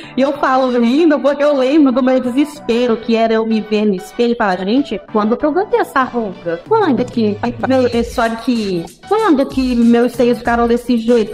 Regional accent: São Luís, Maranhão, Brazil; Cresci, nasci em São Luís do Maranhão

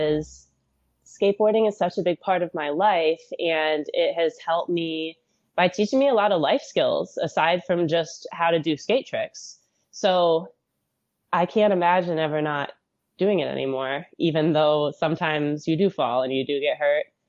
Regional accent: Michigan, United States; I grew up in Michigan, where we get a lot of snow

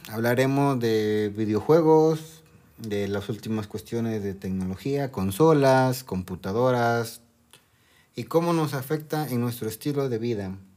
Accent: Mexico; Soy de México

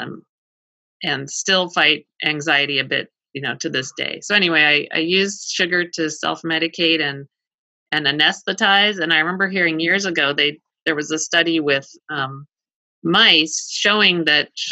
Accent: Colorado, United States; I grew up in Colorado

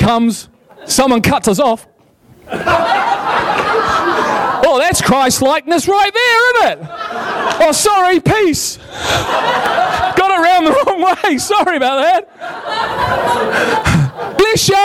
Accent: Liverpool, North West England, United Kingdom; I'm from Liverpool, man. You can't have anything but fun when you're from Liverpool

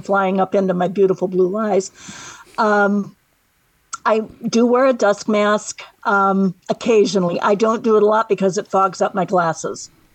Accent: Michigan City, Indiana, United States; also born or lived in South Bend, Indiana; I was born in Michigan City, which is where I live right now

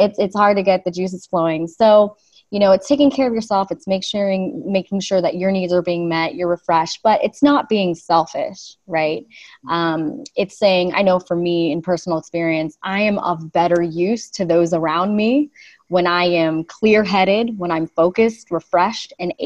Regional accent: Los Angeles, California, United States; I'm actually a Los Angeles native.

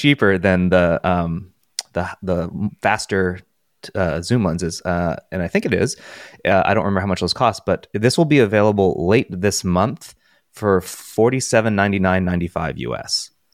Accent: California, United States; moved away; growing up in California

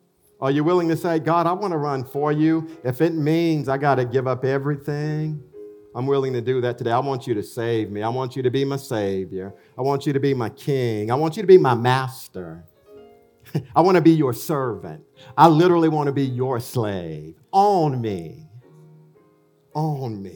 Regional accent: Elberton, Georgia, United States; moved away as an adult; also born or lived in Chicago; Fred, I grew up with in Alberton

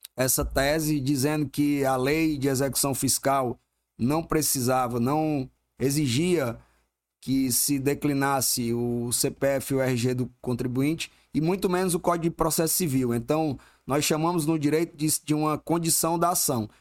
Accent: Ceará, Brazil; moved away as an adult; also born or lived in Juazeiro do Norte / Barbalha / Fortaleza; now in Manaus, Brazil; eu nasci no interior do Ceará, nasci em Juazeiro do Norte, morei em Barbalho, no interiorzinho mesmo, quase na divisa com Pernambuco. E aí, quando meus pais se separaram, eu tinha uns 9 anos de idade, é, fomos embora para Fortaleza

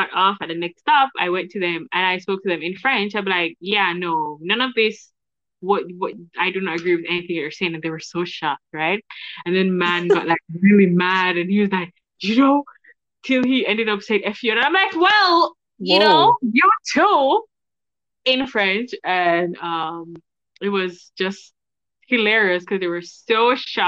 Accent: Jamaica; We are family knit in Jamaica

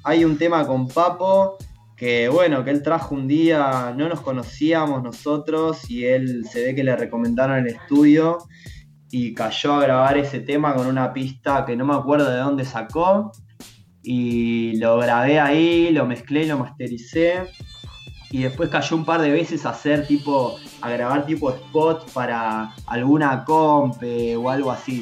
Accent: Mar del Plata, Buenos Aires Province, Argentina; moved away as an adult; now in Buenos Aires, Argentina; soy Mar del Plata

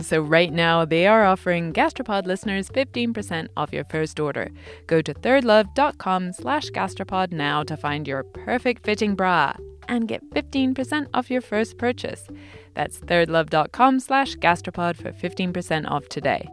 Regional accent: United Kingdom; accent: British English; as a British English speaker

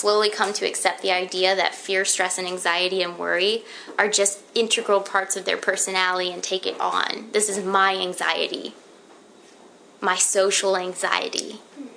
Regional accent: Florida, United States; I'm from Florida

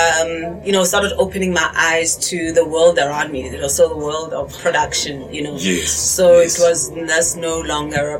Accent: Pietermaritzburg, KwaZulu-Natal, South Africa; also born or lived in Pimville, Soweto, Gauteng; coming from here and, you know, growing up in Pietermaritzburg, predominantly from my childhood

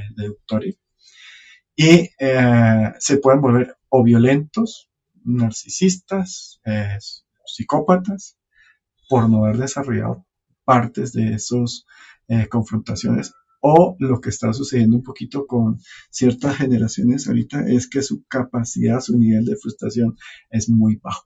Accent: Caribbean coast, Colombia; yo soy del norte de Colombia y allá todo es fiesta

